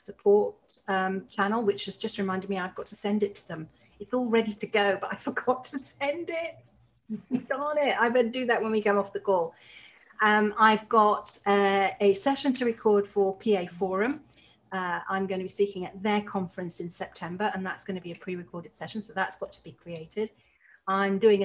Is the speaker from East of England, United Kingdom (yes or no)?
no; Leeds, Yorkshire and the Humber, United Kingdom; moved away; I'm originally from Leeds.